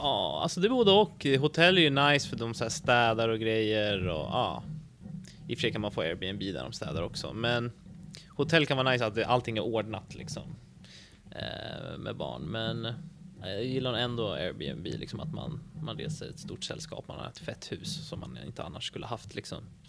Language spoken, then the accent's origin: Swedish; Stockholm, Stockholm County, Sweden; moved away as an adult; now in Umeå, Sweden; Jag är ju härifrån egentligen, jag är från Stockholm, men jag flyttade till Umeå för tre år sedan